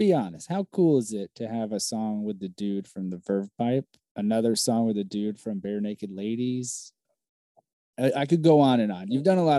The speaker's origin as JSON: {"language": "English", "town": "Orlando", "region": "Florida", "country": "United States", "tie": "born or raised there", "also_born_or_lived": "New York City / Chicago", "lives_now": "South Florida, United States", "said": "growing up in Orlando"}